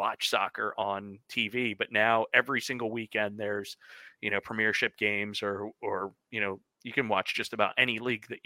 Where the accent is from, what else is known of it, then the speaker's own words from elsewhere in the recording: United States; I am an American